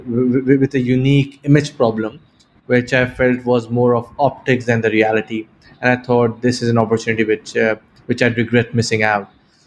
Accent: Pakistan; moved away as an adult; also born or lived in United Kingdom; I grew up in Pakistan, but I left when I was 18 to go to university in the UK.

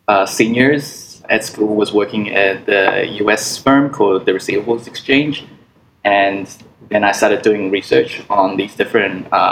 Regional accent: New Zealand; now in Hong Kong; Yeah, some of my family's still there, but they're all over the place right now. So, but I'm based in Hong Kong.

